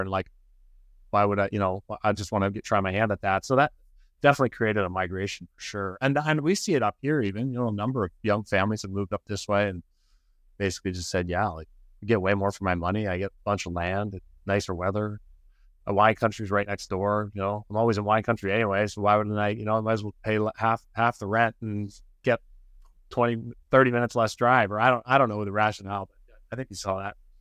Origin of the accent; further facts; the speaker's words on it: Canada; moved away as an adult; now in Occidental, United States; I'm, I'm from Canada.